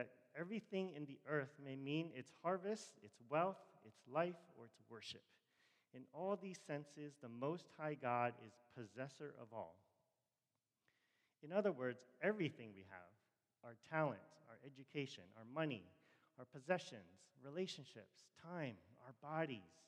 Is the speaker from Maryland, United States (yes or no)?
yes; Rockville, Maryland, United States; I grew up in Rockville